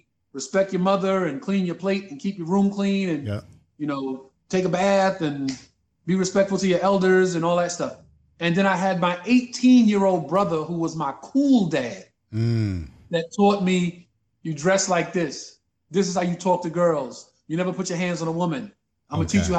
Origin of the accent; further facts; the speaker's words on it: New York City, New York, United States; when I was a kid growing up in Bed-Stuy, 7 brothers, 2 sisters